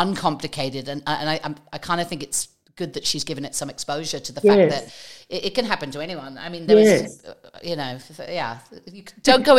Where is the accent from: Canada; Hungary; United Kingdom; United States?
United Kingdom; England; moved away as an adult; being English, so I grew up the first 20 years having avoided it